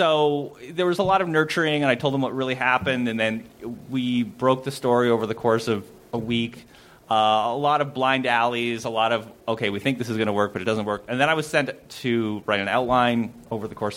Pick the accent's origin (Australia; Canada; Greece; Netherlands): Canada; moved away as an adult; now in Los Angeles, United States; I grew up in Spelltown, Canada.